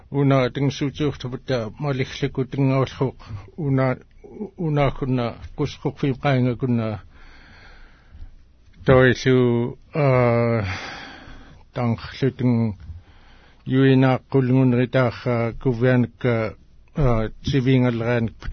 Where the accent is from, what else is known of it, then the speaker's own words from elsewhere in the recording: Nightmute, Alaska, United States; now in Bethel, United States; I am originally from Nightmute.